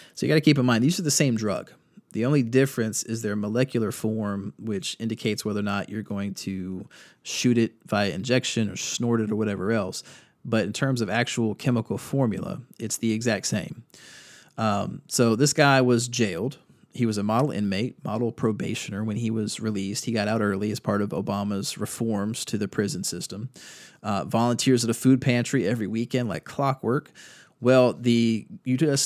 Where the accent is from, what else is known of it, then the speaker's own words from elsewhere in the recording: Durham, North Carolina, United States; in Durham, my hometown.